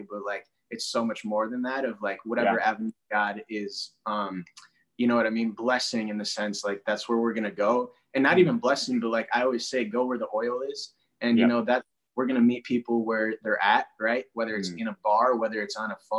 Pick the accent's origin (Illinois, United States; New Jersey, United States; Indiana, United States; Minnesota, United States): Minnesota, United States; Minneapolis; I'm from Minneapolis, St. Paul, Twin Cities.